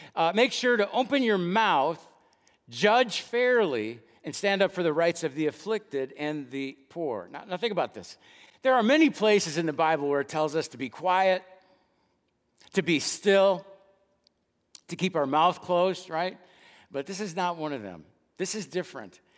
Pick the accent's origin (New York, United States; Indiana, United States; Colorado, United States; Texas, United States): Texas, United States; Dallas; the church where I grew up attending in West Dallas